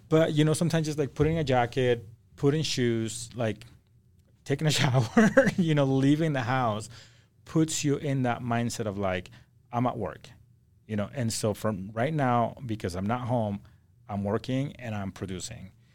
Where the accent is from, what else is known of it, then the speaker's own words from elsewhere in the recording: Acapulco, Guerrero, Mexico; also born or lived in Idaho; now in Salt Lake City, United States; I'm from Acapulco, Mexico